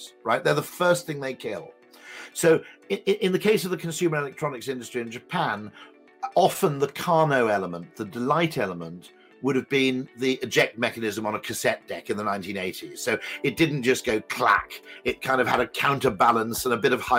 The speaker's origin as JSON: {"language": "English", "country": "United Kingdom", "said": "I'm a Brit"}